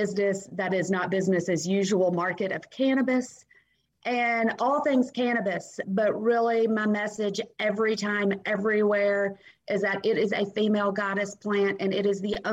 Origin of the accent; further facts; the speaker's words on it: Nashville, Tennessee, United States; I grew up Southern in Nashville, Tennessee